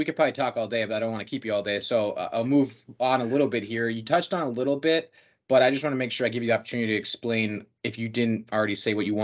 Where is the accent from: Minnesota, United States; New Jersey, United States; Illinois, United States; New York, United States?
Minnesota, United States; I'm from Minnesota